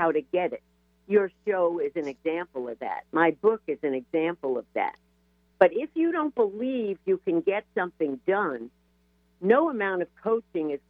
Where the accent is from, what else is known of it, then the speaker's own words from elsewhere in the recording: New York, United States; I was raised in New York in the suburbs